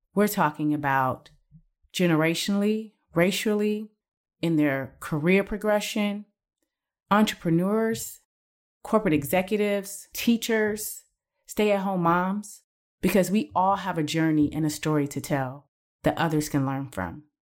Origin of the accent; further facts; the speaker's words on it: Cleveland, Ohio, United States; I started as a process engineer in my hometown of Cleveland, Ohio